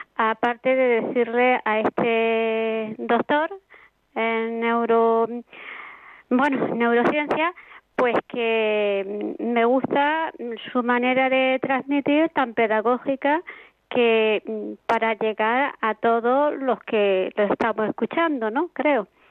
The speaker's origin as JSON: {"language": "Spanish", "region": "Andalusia", "country": "Spain", "said": "yo que soy de Andalucía, pues somos muy sociables, muy de calle"}